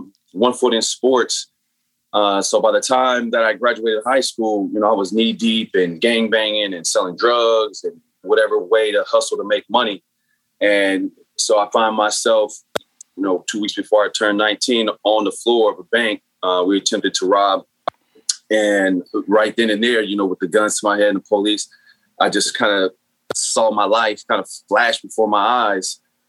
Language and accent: English; San Bernardino, California, United States; So, I grew up in San Bernardino, which is inner city, much like Watts or Oakland, a lot of projects, a lot of poverty, and therefore a lot of the gangs.